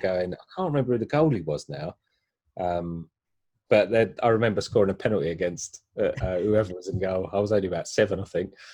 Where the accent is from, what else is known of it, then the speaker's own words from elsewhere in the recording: London, United Kingdom; I grew up in East Ham